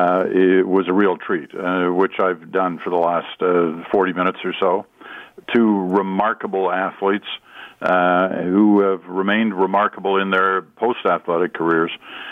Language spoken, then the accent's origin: English; Ottawa, Ontario, Canada; moved away; also born or lived in Western Canada; I've been a Leaf fan since I was a kid. And growing up in Ottawa back in the day before the Senators were playing the current version of the Senators.